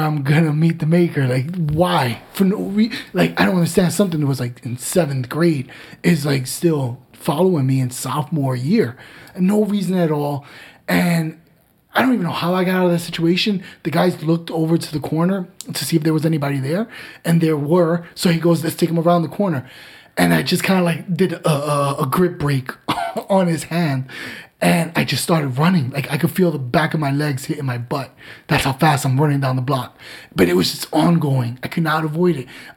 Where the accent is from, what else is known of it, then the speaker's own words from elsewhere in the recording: Newark, New Jersey, United States; born and raised in Newark. It was not the easiest playground in the world